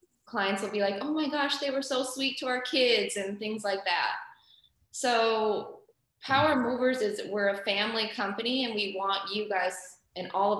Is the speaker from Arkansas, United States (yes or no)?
no; North Dakota, United States; moved away as an adult; now in Houston, United States; we are originally from North Dakota. You will hear our little accent pop out